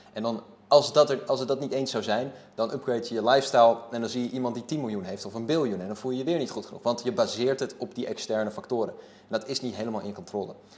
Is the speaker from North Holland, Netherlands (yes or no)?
yes; Haarlem, North Holland, Netherlands; ik ben gewoon opgegroeid in Sampert Zuid